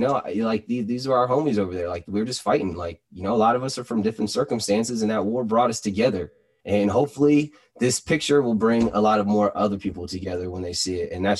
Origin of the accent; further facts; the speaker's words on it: United States; But I think above that, working up, we're American. So I think if you actually have appreciation for your American patriotism